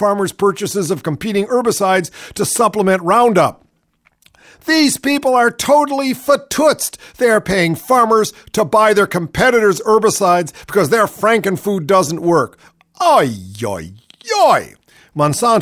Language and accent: English; Ohio, United States; Ohio, my home state